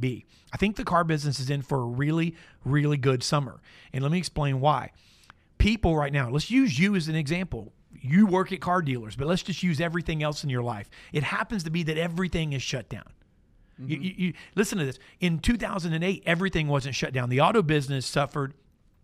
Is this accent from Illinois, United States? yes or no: no; Florida, United States; I grew up in Florida, like no further than an hour away from Disney my entire life